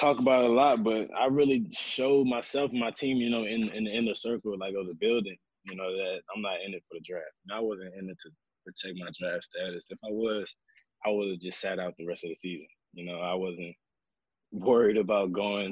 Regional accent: Louisiana, United States; I'm from Louisiana

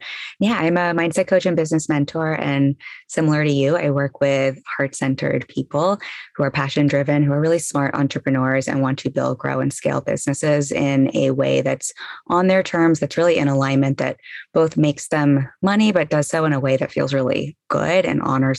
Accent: England, United Kingdom; born there; also born or lived in South Florida / Los Angeles; now in Brooklyn, United States; I was born in England, then moved to South Florida, went to college there, and then spent 10 years in Los Angeles

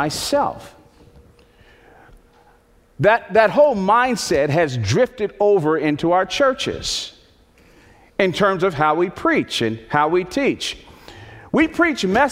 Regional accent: Northeast, United States; When I was a little boy, I grew up in the Northeast

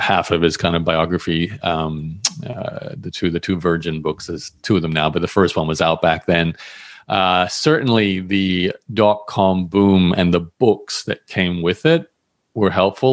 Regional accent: Australia; I grew up in Australia

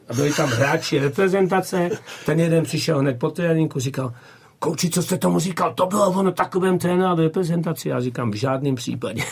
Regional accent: Votice, Central Bohemian Region, Czechia; moved away as an adult; pocházím z Votic, jo, z Povoticích, eh, kde jsem hrál už jako dorostené za chlapy

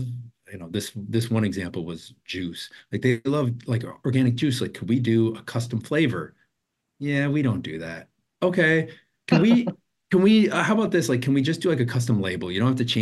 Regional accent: Wisconsin, United States; also born or lived in Chicago / Los Angeles; now in Portland, United States; I'm from Wisconsin originally

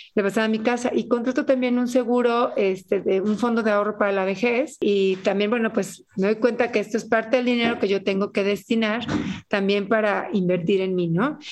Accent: Mexico City, Mexico; moved away as an adult; now in Chiapas, Mexico; soy soy del DF

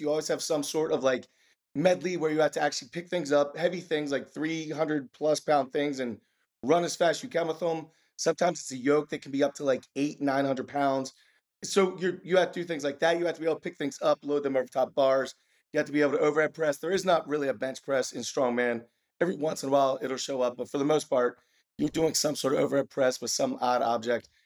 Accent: Maryland, United States; I'm from Maryland, born and bred from Maryland

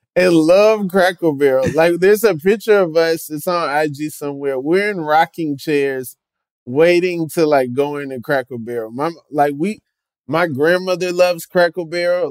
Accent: Atlanta, Georgia, United States; I grew up in in Atlanta, Georgia, pretty black city

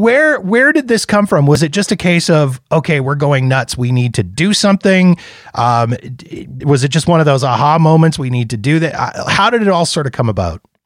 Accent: Canada; I'm Canadian.

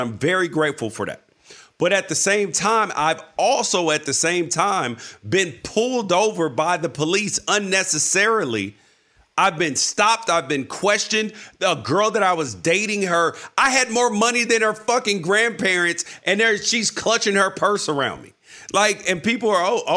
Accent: United States; I love being an American. Would not want to be anywhere else, born anywhere else, happy to be here

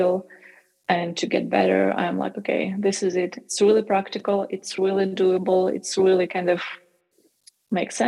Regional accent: Ukraine; to Ukraine, to my home country.

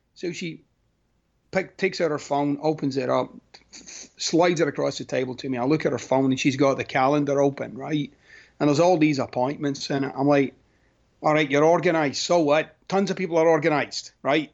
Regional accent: Scotland, United Kingdom; moved away; I'm Scottish

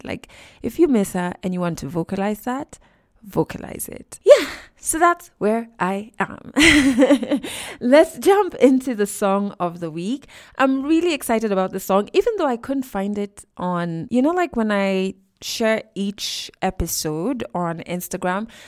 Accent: Kenya; we're both Kenyan who live in Kenya

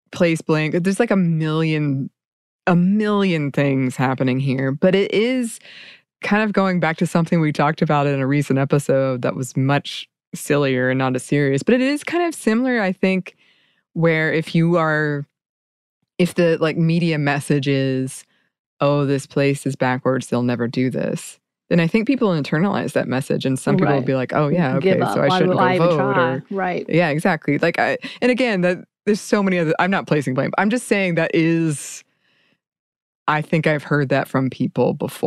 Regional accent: Georgia, United States; Growing up in Georgia

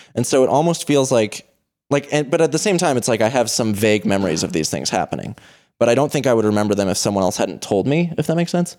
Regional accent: Boulder, Colorado, United States; I'm from Boulder, Colorado, which is sort of a conventionally rich, affluent place

